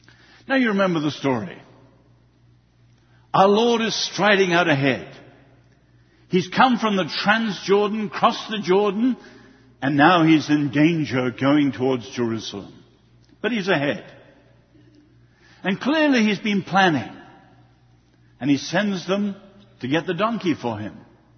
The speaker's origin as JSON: {"language": "English", "country": "China", "tie": "born there", "said": "I was born in China and I love the Greeks and the Romans"}